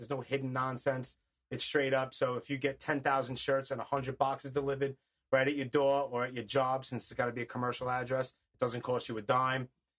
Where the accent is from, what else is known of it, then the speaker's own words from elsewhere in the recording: New York City, New York, United States; also born or lived in Howard Beach, Queens; But I'm not originally from Howard Beach. I was born and raised in Canarsie, and then I went here and there, and I was in the service and this and that. But from, like, 1990 until I joined the service in 96, I lived in Howard Beach.